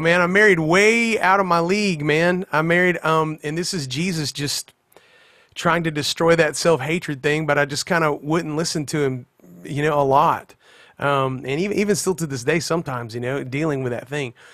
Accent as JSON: {"language": "English", "town": "Pensacola", "region": "Florida", "country": "United States", "tie": "born or raised there", "also_born_or_lived": "South Alabama / Mobile, Alabama", "said": "we grew up across the Florida line into, uh, like, the kind of Pensacola, Florida area, but it's all that Florabama scene right there"}